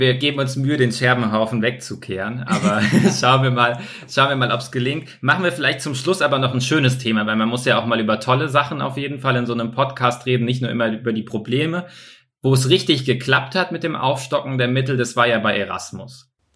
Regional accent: Bavaria, Germany; bei uns in Bayern

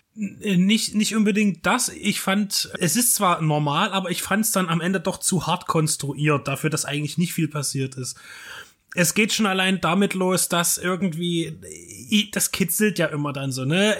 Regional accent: Dresden, Saxony, Germany; als Dresdner

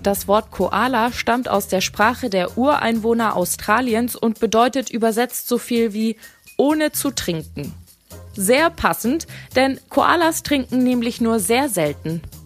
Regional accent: Germany; Bei uns in Deutschland

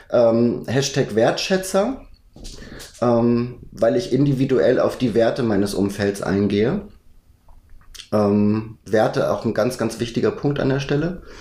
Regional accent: Schleswig-Holstein, Germany; Ich glaube, bis ich 19 war, bin ich dort auf dem Dorf groß geworden. Bin zwar in Lübeck zur Schule gegangen

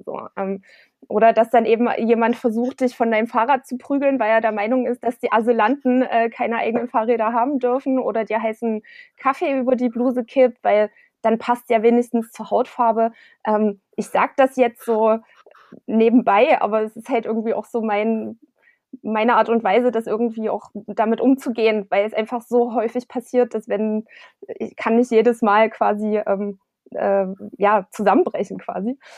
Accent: Klipphausen, Saxony, Germany; now in Dresden, Germany; Ich bin auf dem Land groß geworden, ähm, in der Gemeinde Klipphausen

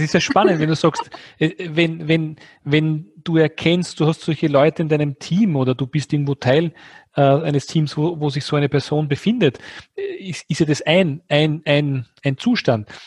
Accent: Austria; Wir sind beide Österreicher

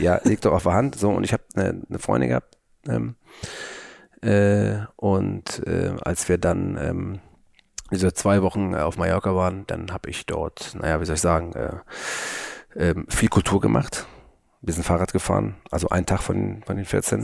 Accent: Hamburg, Germany; bei uns in Hamburg

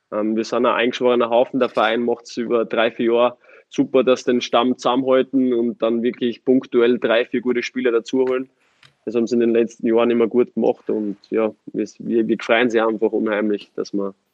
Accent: Austria; Es ist vergleichbar mit Graz in meiner Heimat.

